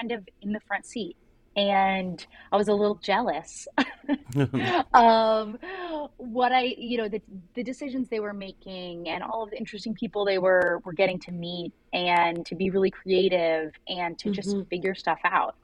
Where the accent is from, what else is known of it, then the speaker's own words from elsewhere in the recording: Cincinnati, Ohio, United States; moved away as an adult; also born or lived in San Francisco Bay Area / Chicago / Brooklyn, New York; I'm from Cincinnati. I grew up here in fifth generation Cincinnatian